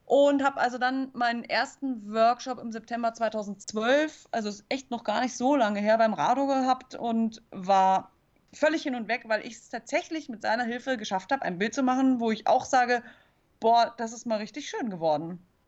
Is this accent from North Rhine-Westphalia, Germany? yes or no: no; Munich, Bavaria, Germany; also born or lived in Chiemsee; ich bin in München zur Schule gegangen, aber meine Eltern hatten immer so ein Wochenendhaus hier am Chiemsee